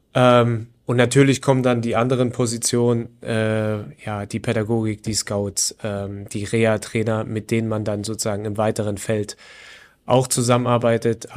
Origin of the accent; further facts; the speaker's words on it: Leipzig, Saxony, Germany; moved away as an adult; also born or lived in Chemnitz; now in Wolfsburg, Germany; wie ihr schon rausgehört habt, sicherlich ähm, ist mein oder ist meine Heimatstadt Leipzig.